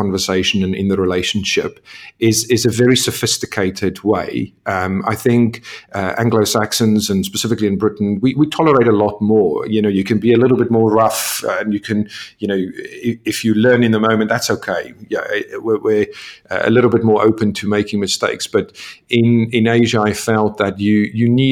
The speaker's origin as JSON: {"language": "English", "country": "South Africa", "moved": "yes", "said": "being South African"}